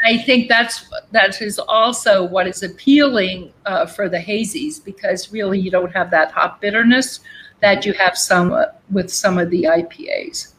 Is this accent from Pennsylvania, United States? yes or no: yes; Berks County, Pennsylvania, United States; my hometown, Berks and Lancaster, my home county, Berks County and Lancaster County